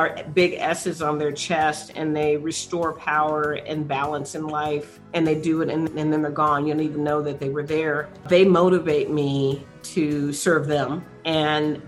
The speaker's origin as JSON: {"language": "English", "town": "San Antonio", "region": "Texas", "country": "United States", "tie": "born or raised there"}